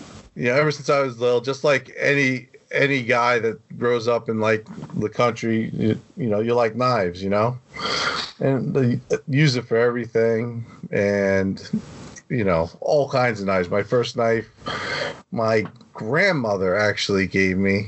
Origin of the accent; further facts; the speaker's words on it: New York, United States; also born or lived in Garden Grove, California; I grew up in New York, so I moved back home